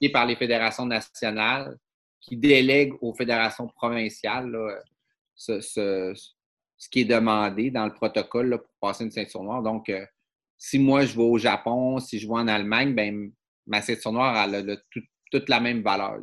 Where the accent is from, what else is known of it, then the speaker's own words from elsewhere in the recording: Dolbeau-Mistassini, Quebec, Canada; moved away; je suis un gars du euh, Lac-Saint-Jean